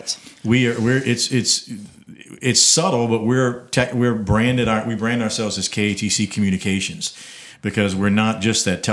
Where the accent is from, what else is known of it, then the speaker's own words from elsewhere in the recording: Abbeville, Louisiana, United States; I know the community. I grew up in Abbeville